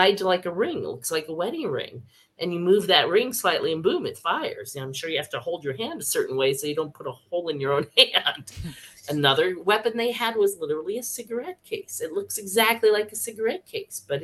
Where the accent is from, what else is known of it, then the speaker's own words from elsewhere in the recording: Palo Alto, California, United States; when I grew up in Palo Alto